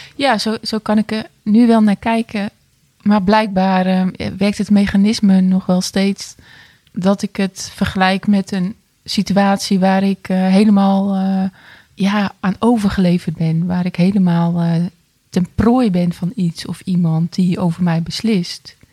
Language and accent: Dutch; 's-Hertogenbosch, North Brabant, Netherlands; ik ben 47 eh, jaar en ik kom uit Den Bosch.